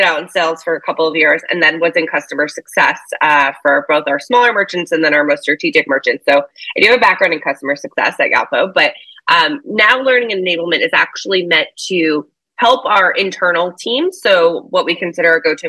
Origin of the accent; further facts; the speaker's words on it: United States; moved away as an adult; also born or lived in New York City; now in London, United Kingdom; I'm originally, as I'm sure your listeners can tell, I'm full American